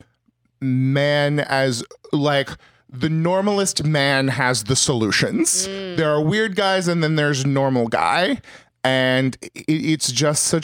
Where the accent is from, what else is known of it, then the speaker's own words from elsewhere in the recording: California, United States; I'm a Californian